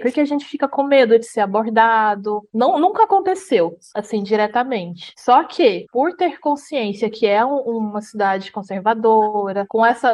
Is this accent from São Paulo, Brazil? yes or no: no; Jataí, Goiás, Brazil; moved away as an adult; now in Blumenau, Brazil; sou de Goiás, sou de Jataí, cidade vizinha de onde a Carol tá. Morava em Jataí desde os 7 oito 8 anos de idade